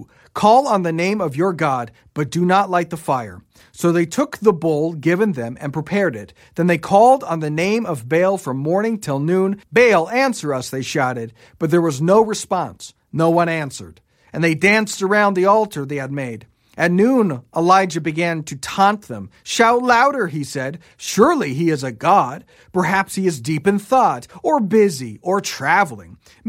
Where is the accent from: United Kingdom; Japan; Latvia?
Japan; I grew up in Japan and have seen many of these Shinto shrines where there's a rope attached to a bell